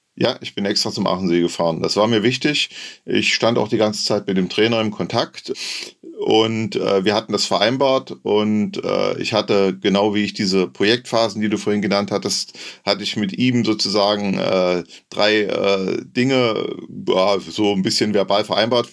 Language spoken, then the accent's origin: German; Saxony-Anhalt, Germany; Ich komme aus der Nähe von Halle